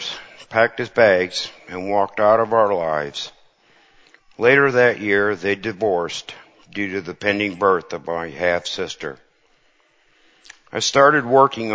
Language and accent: English; Cedar Falls, Iowa, United States; I grew up in the Cedar Falls, Waterloo area in an ex-farm farmhouse in Cedar Falls.